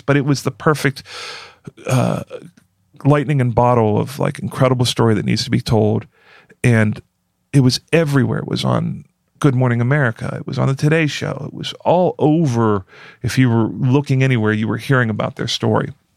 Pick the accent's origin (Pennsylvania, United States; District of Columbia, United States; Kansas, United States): Pennsylvania, United States; Pittsburgh; I'm from Pittsburgh and I'm cheap.